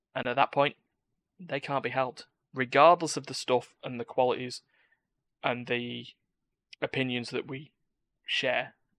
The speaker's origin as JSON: {"language": "English", "country": "United Kingdom", "said": "I'm British"}